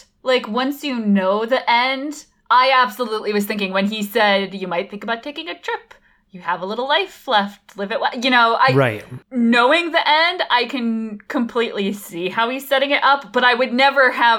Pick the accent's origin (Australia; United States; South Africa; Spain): United States; Norwalk; in my hometown, there's the Norwalk Medical Center, which is this huge building on one of the main streets.